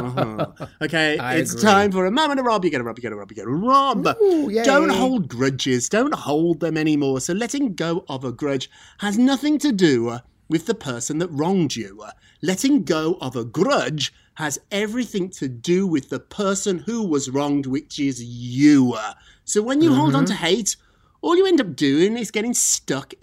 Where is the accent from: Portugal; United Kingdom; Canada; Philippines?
United Kingdom; moved away; I'm British.